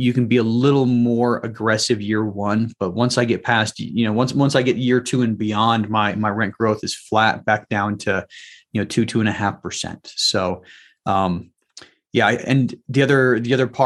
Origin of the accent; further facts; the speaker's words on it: Salt Lake City, Utah, United States; moved away; also born or lived in Washington, D.C. area; I was born and raised in Salt Lake City area